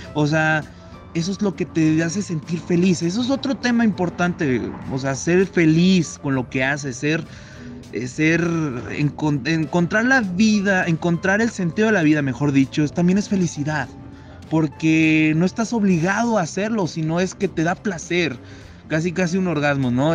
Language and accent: Spanish; Saltillo, Coahuila, Mexico; moved away as an adult; now in Monterrey, Mexico; yo estudio dirección administración de empresas en Monterrey, soy de Saltillo